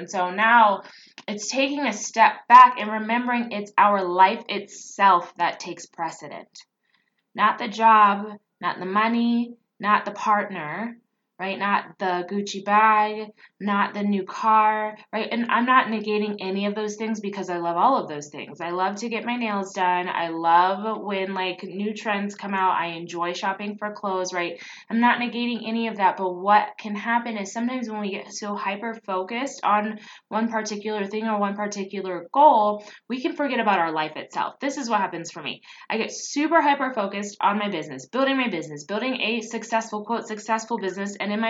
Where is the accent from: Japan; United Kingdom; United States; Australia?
Japan; I grew up part in Japan, and so we wore them when you got sick, but that was it.